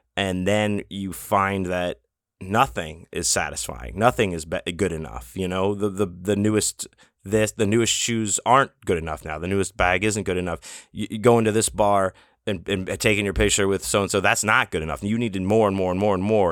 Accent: Houston, Texas, United States; moved away; growing up in Houston and all the hurricanes and all the crazy weather

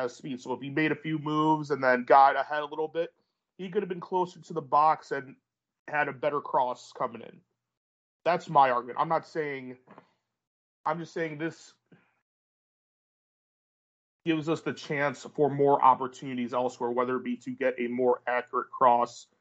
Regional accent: United States; I'm American

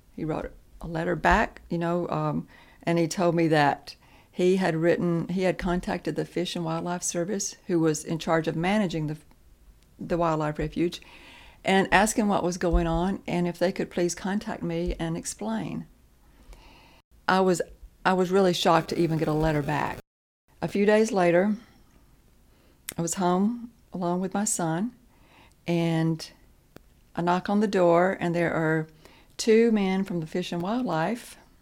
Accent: Lawrence County, Alabama, United States; I was born and raised in Lawrence County

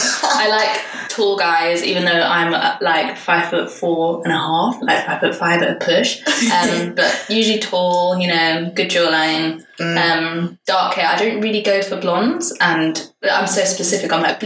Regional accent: London, United Kingdom; moved away as an adult; now in Copenhagen, Denmark; So I am 26. I am as single as you can possibly get. And I currently live in Copenhagen, but as you can probably tell from my accent, I'm from London.

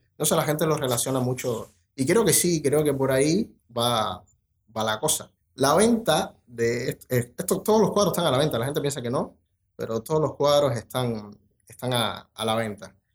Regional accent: Treinta y Tres, Uruguay; Y no, yo soy de 33, o sea, es como que casi todo el mundo es del interior.

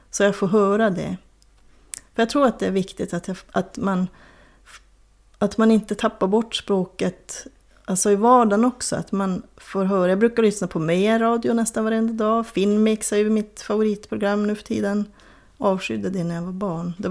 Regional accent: Lannavaara, Norrbotten County, Sweden; accent: Lannankeli; also born or lived in Kiruna; den variant med en kille som pratas i mina hemtrakter, säger jag nu fast jag är född i Kiruna, men i Soppor och Lannavaara.

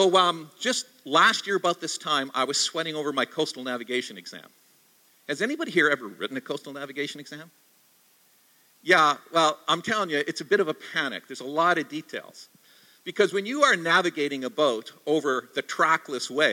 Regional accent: Canada; also born or lived in Victoria, British Columbia / Vancouver, British Columbia / Ontario; now in Toronto, Canada; there's about two dozen of us Canadians on this little patch of ground

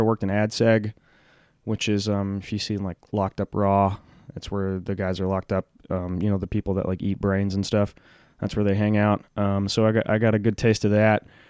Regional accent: Huntsville, Texas, United States; I grew up in Huntsville, Texas, which is like a it's like a prison town

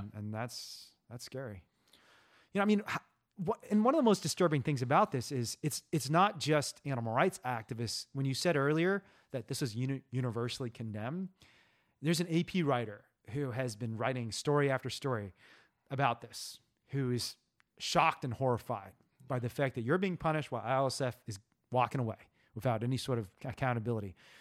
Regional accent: Indiana, United States; I'm from Indiana, too

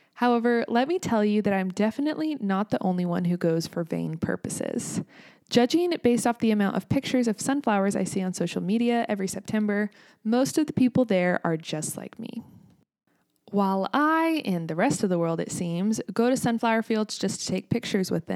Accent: United States; also born or lived in Kansas

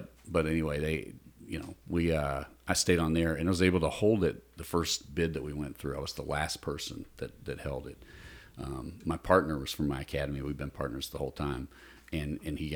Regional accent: the South, United States; I was raised in the South

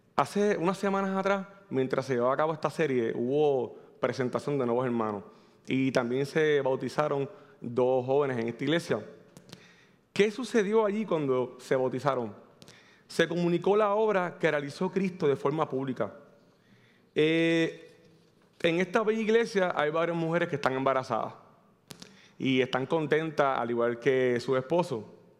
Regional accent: Manatí, Puerto Rico; vengo del pueblo de Manatí, casi Ciales

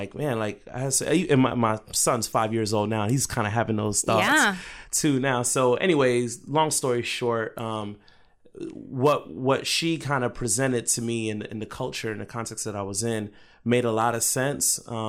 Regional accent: Jacksonville, Florida, United States; also born or lived in Brooklyn; So when I was about 8 years old, my aunt, I moved from Brooklyn to Jacksonville, Florida, where my aunt was living at the time.

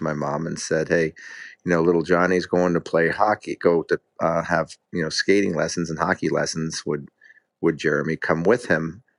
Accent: Connecticut, United States; At the time, I was living in Connecticut, and my family, we lived in an apartment complex

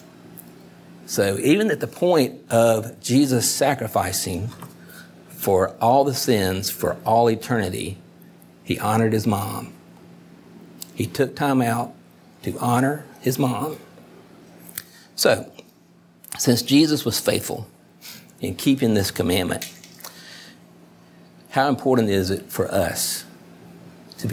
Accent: South Carolina, United States; I'm from South Carolina

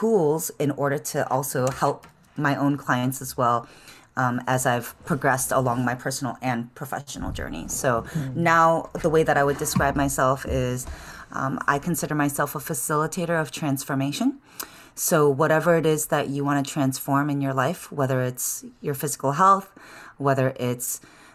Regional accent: Chicago, Illinois, United States; moved away as an adult; now in San Francisco, United States; I was born and raised in the city of Chicago. And I moved out to San Francisco in 2007.

